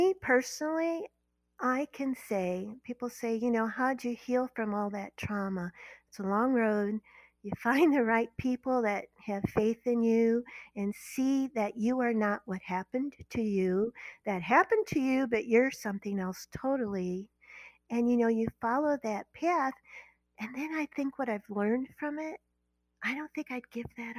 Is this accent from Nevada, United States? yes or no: no; Berkeley, Missouri, United States; moved away as an adult; My husband grew up in Florissant. I grew up in Berkeley